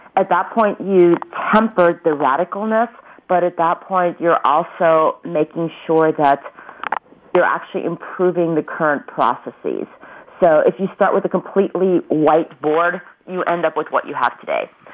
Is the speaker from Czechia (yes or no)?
no; Ulm, Baden-Württemberg, Germany; now in Mountain View, United States; Einstein is from my hometown